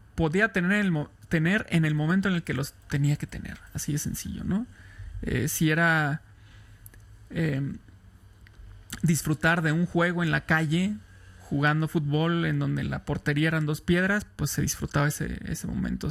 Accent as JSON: {"language": "Spanish", "town": "Irapuato", "region": "Guanajuato", "country": "Mexico", "tie": "born or raised there", "also_born_or_lived": "Tampico", "said": "Soy de Irapuato, Guanajuato, en el centro de México"}